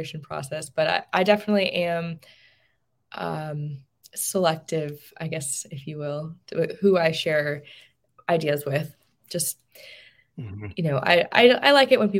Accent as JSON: {"language": "English", "town": "Tucson", "region": "Arizona", "country": "United States", "tie": "born or raised there", "said": "where I grew up is in Tucson, Arizona"}